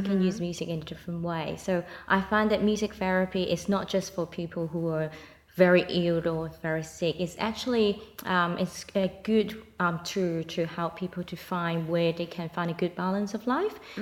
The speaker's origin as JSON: {"language": "English", "country": "Hong Kong", "accent": "Hong Kong", "second_language": "English", "moved": "as an adult", "lives_now": "Australia", "said": "You can still hear my Hong Kong accents"}